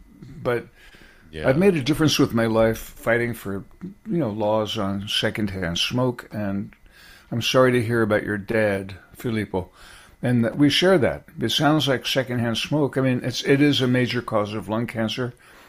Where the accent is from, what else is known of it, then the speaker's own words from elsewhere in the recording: California, United States; Coming from California, I was going out to college in Berkeley, which was the center, the epicenter of the whole hippi